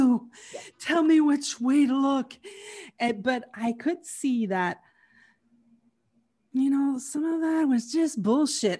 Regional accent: Canada; I was from Canada

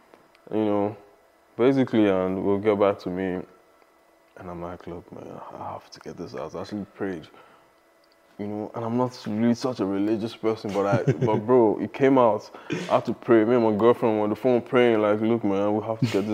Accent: Lagos, Nigeria; moved away as an adult; I'm from Lagos, Nigeria. I mean, I lived in Lagos, I was born in Lagos, Nigeria. I lived there for, you know, all my life, basically. And I moved here when I was 24

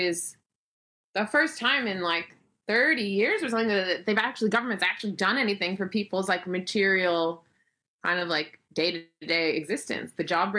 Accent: United States; moved away as an adult; also born or lived in New York City / suburban middle England; now in England, United Kingdom; me as an American coming into suburban British parenthood

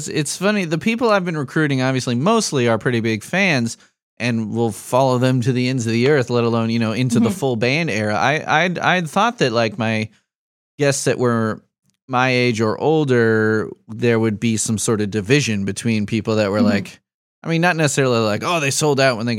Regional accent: Chicago, Illinois, United States; now in Lafayette, United States; I grew up in Chicago, so like Lafayette is like rinky-dinky to me

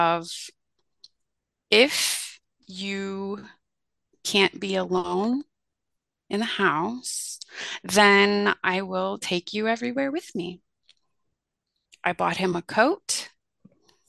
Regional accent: Fort Wayne, Indiana, United States; my hometown of Fort Wayne, Indiana

